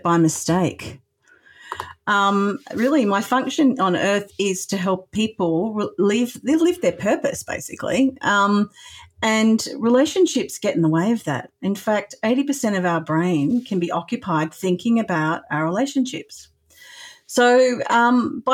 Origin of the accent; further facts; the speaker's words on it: Australia; I am Australian